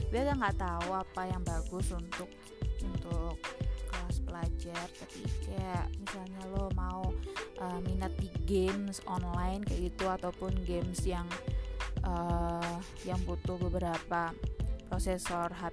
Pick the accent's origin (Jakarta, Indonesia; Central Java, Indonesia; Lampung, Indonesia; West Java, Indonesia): Central Java, Indonesia; Semarang; dan gue dari kota Semarang.